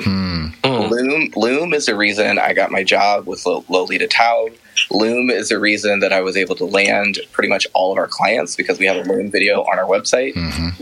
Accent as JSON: {"language": "English", "town": "Columbus", "region": "Ohio", "country": "United States", "tie": "born or raised there", "moved": "as an adult", "lives_now": "Emeryville, United States", "said": "I ended up moving to from Columbus, my hometown, to San Francisco in February of last year with my husband"}